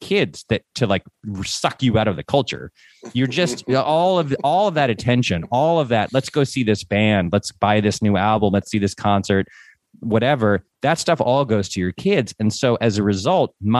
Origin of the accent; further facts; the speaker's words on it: Northeast, United States; We're both from the Northeast